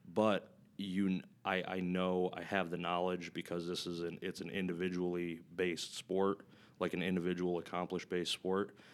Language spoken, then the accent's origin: English; Flint, Michigan, United States; I grew up in Flint, Michigan